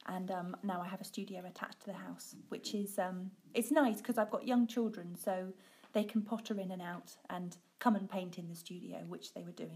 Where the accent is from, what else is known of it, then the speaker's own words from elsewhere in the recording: Suffolk, East Anglia, East of England, United Kingdom; now in Yorkshire, United Kingdom; I'm not from Yorkshire. I'm from Suffolk in East Anglia.